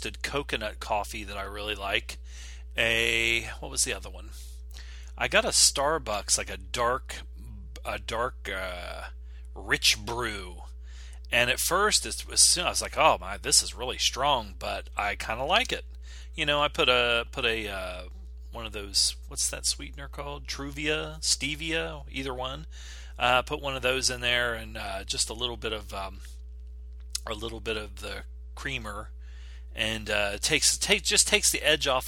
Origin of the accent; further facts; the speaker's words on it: United States; I'm American.